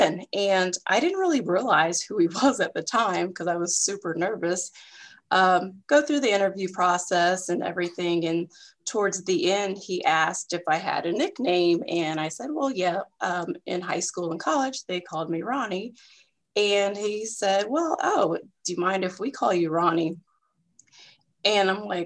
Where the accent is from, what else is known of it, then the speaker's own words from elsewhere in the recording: Kansas City, Kansas, United States; I am originally from Kansas City, Kansas, the Kansas side, born and raised. So I am a Wyandotte County girl